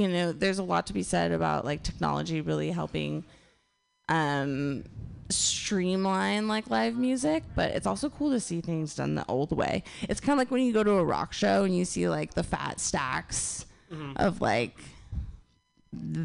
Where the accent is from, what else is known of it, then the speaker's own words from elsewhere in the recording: Northern California, United States; Northern California, my hometown